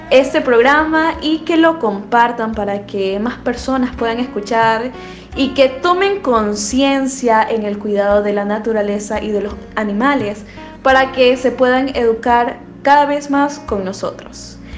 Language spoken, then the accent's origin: Spanish; Ecuador; nosotros como ecuatorianos también tenemos que preservar nuestra naturaleza